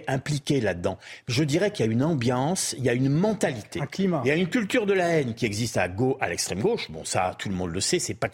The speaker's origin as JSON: {"language": "French", "town": "Marseille", "region": "Provence-Alpes-Côte d'Azur", "country": "France", "said": "je suis de Marseille, hein. je suis marseillais."}